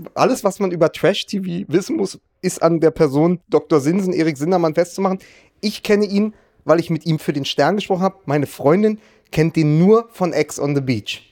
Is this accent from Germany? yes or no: yes; Berlin, Germany; als Berliner, ja. der im Wedding wohnt